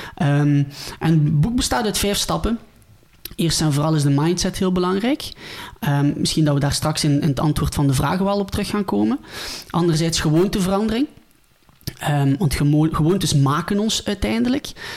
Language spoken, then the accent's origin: Dutch; near Ghent, Flanders, Belgium; ik ben afkomstig uit België, bij Gent